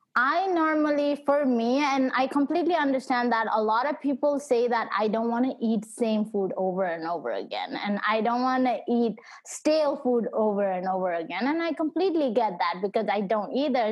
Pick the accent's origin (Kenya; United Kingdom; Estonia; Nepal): Nepal; now in United States; my parents and I we moved to US so I was born back in Nepal